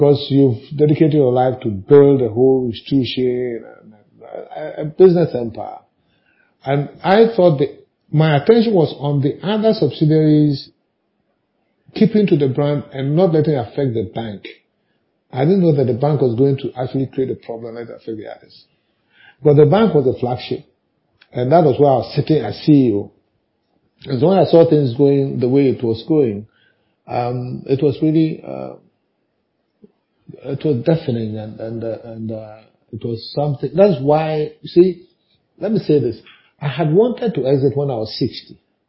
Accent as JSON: {"language": "English", "country": "Ghana", "said": "as a Ghanaian"}